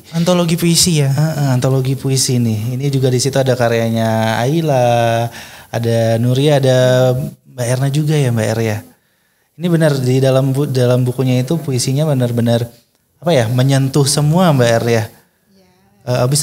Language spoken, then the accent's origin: Indonesian; West Java, Indonesia; saya orang Jawa Barat nih, apakah di Jawa Barat ada FLP